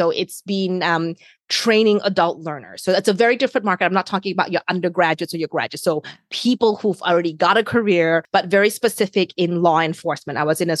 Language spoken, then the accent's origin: English; New Zealand; now in New York, United States; I am an immigrant. I came to New York from New Zealand, so a long, long distance away